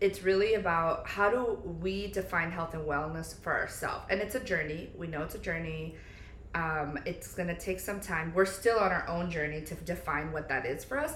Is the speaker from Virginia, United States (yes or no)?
no; New Jersey, United States; moved away as an adult; also born or lived in Pennsylvania; now in Florida, United States; moving from New Jersey where we grew up